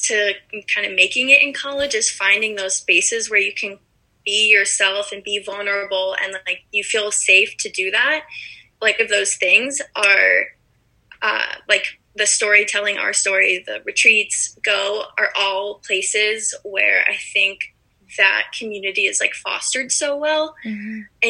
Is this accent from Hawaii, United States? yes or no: no; Evanston, Illinois, United States; I'm from Evanston, Illinois, which is actually where I am right now, back with my parents